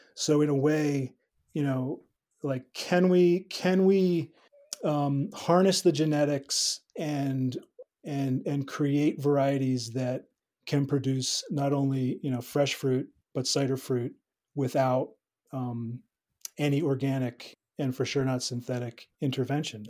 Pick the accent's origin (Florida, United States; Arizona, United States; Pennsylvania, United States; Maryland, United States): Pennsylvania, United States; moved away as an adult; also born or lived in New Mexico / Finger Lakes, New York; came back to the East Coast where I grew up in Pennsylvania